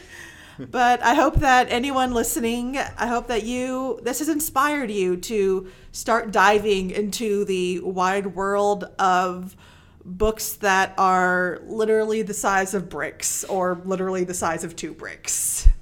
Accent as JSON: {"language": "English", "region": "Mississippi", "country": "United States", "said": "I'm from Mississippi"}